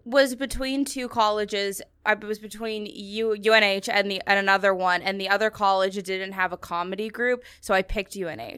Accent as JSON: {"language": "English", "region": "New Hampshire", "country": "United States", "moved": "as an adult", "lives_now": "New York, United States", "said": "I'm coming from New Hampshire"}